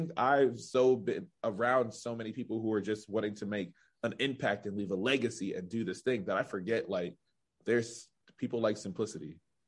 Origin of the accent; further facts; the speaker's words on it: Pittsburgh, Pennsylvania, United States; I'm still in Pittsburgh